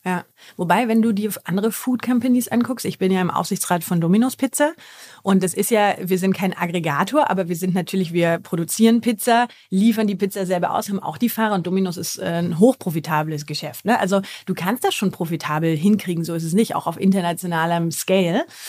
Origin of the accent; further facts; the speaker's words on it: Germany; als Deutscher